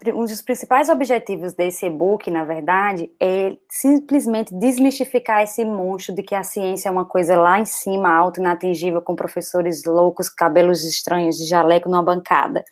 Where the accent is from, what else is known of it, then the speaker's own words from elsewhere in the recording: Brazil; Somos brasileiros